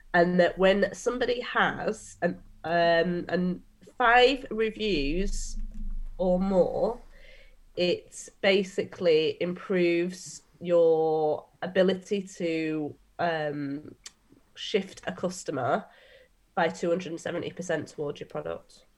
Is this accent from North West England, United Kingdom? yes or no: yes; Manchester, North West England, United Kingdom; I'm a Mancunian